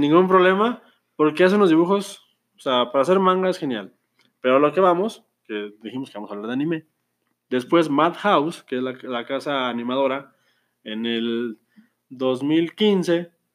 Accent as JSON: {"language": "Spanish", "country": "Mexico"}